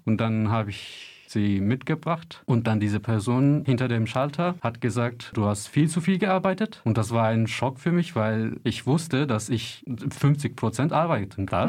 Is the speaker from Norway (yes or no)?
no; Turkey; German is a second language; now in Germany; ich viele Freunde und meine Familie in der Türkei haben